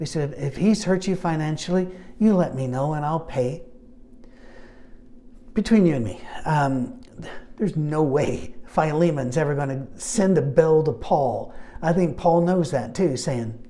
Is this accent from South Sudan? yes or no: no; Scotland, United Kingdom; I'm Scottish